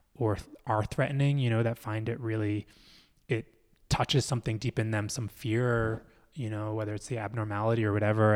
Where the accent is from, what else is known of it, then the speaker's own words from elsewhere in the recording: Philadelphia, Pennsylvania, United States; I grew up in Philly